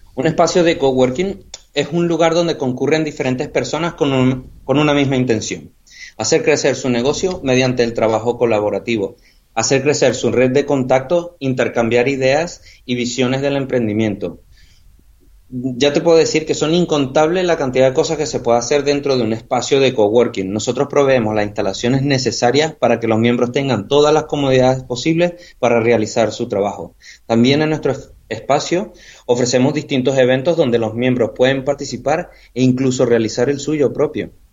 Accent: Venezuela; moved away as an adult; also born or lived in United Kingdom; now in Marbella, Spain; yo soy venezolano. Yo después de terminar mis estudios en Venezuela me, me, fui al Reino Unido

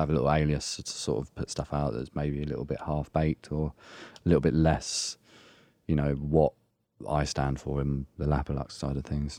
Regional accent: Essex, East of England, United Kingdom; moved away; I'm from Essex originally

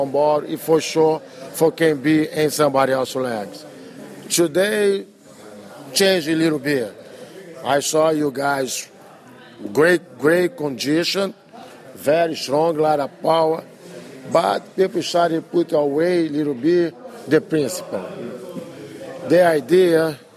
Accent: Brazil; English is a second language; moved away as an adult; now in United States; I come from Brazil

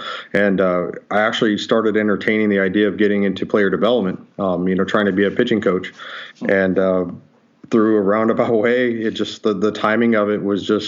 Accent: Southern California, United States; Yeah, I grew up in Southern California, you know, played high school ball out here

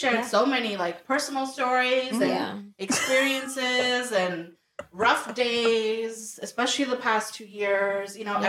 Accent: Toronto, Ontario, Canada; I'm from Toronto

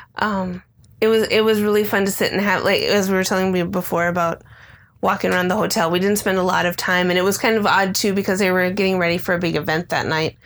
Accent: Midwest, United States; now in Phoenix, United States; growing up in the Midwest

